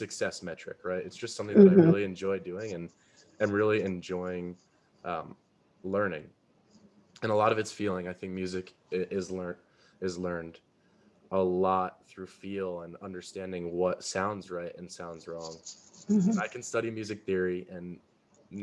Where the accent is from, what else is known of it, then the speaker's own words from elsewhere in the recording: Carmel, New York, United States; Carmel, which is where I'm from